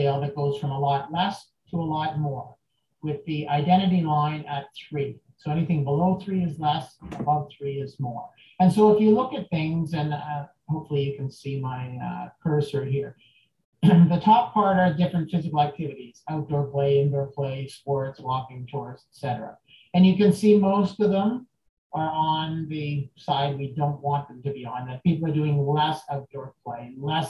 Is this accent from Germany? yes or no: no; Canada; I'm from Canada, and this is where I do my work